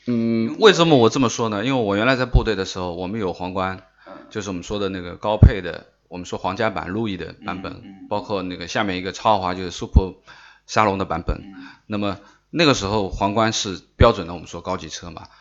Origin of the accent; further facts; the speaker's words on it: China; 我们中国人认识到这个日系三强，因为我年纪比较大了